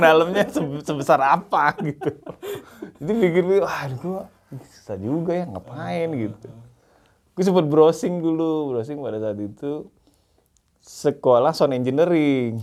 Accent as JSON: {"language": "Indonesian", "town": "Palembang", "region": "South Sumatra", "country": "Indonesia", "tie": "born or raised there", "also_born_or_lived": "Cianjur", "said": "Asli bukan, asli orang Cianjur sih sebenarnya. Oh, Tapi okay. besar lahir dan besar di Palembang"}